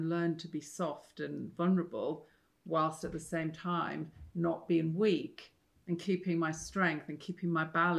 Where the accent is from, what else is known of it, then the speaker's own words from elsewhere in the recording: Yorkshire and the Humber, United Kingdom; I'm from Yorkshire